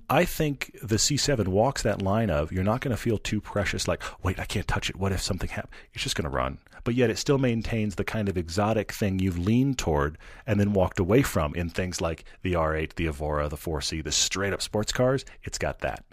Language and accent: English; Texas, United States; now in Utah, United States; I am from Texas